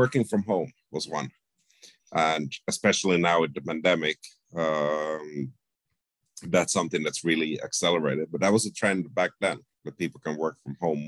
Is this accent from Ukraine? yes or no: no; Finland; also born or lived in Sweden / Spain / Canada / Amsterdam; now in Toronto, Canada; I was born in Sweden, but grew up mostly in Finland